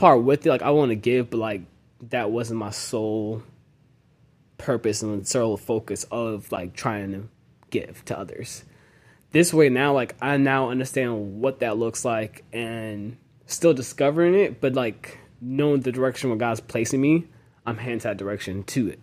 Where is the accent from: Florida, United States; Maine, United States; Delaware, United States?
Florida, United States; Jacksonville; also born or lived in Dallas, Texas / Nashville, Tennessee / Tampa, Florida; so I grew up in Jacksonville most of my life